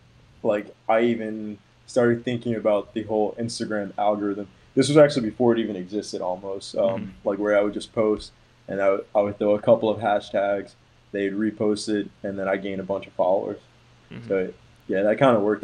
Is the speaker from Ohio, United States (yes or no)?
no; Maryland, United States; now in Florida, United States; I moved around a lot growing up. So I went to a few different like high schools, and then like I grew up in Maryland, and then now I live in Florida.